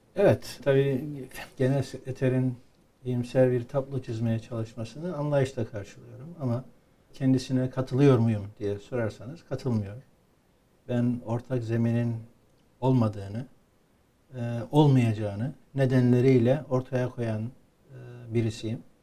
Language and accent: Turkish; Cyprus